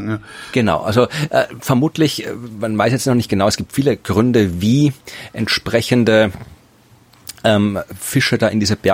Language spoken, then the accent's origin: German; Germany; ich bin ein durchschnittlich großer Deutscher. Ich bin 1,80